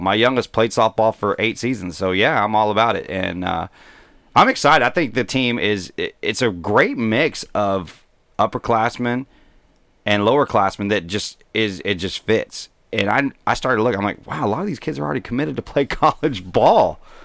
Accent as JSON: {"language": "English", "town": "Mesquite", "region": "Texas", "country": "United States", "tie": "born or raised there", "said": "I grew up in Mesquite, Texas"}